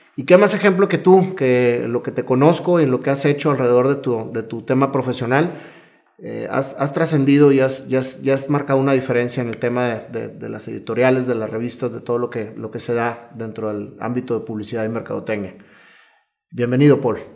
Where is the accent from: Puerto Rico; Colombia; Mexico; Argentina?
Mexico; yo soy un amante también de nuestro país